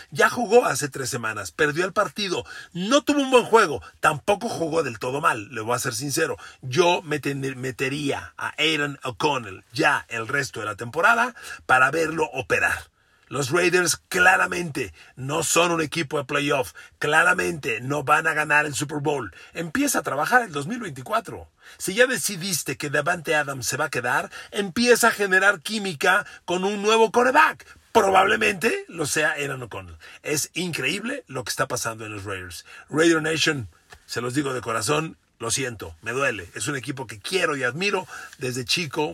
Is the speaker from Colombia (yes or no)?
no; Mexico